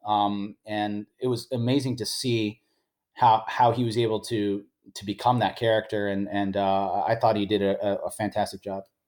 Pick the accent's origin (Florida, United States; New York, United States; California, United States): California, United States; San Francisco; my hometown of San Francisco.